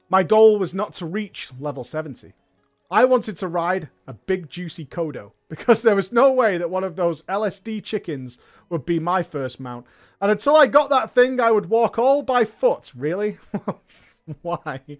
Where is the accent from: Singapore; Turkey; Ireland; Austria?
Austria; English is a second language; I first I have to apologise for my terrible English. I am indeed hailing from Austria, but I am not a native speaker. I was never good in English at school